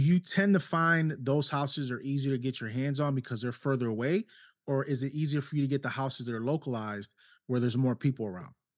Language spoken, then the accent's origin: English; New York City, New York, United States; also born or lived in Ohio; now in South Carolina, United States; born and raised in New York City, lived in Ohio for twenty years too, and then we moved down here five years ago.